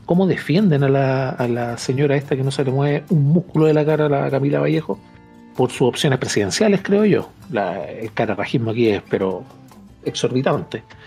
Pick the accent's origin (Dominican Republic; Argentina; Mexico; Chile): Chile